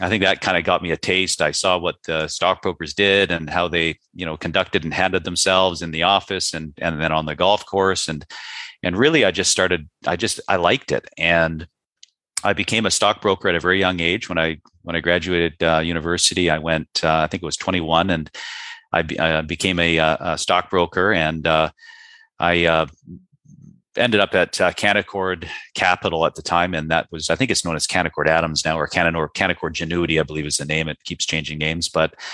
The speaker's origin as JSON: {"language": "English", "town": "Vancouver", "region": "British Columbia", "country": "Canada", "tie": "born or raised there", "moved": "yes", "said": "being born and raised in Vancouver, Canada"}